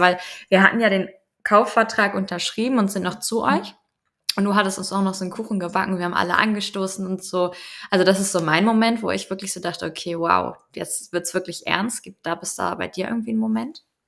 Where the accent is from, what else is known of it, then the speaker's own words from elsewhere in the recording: Schleswig-Holstein, Germany; moved away as an adult; now in Denmark; aus meiner alten Heimat, kann man ja schon fast so sagen, aus Schleswig-Holstein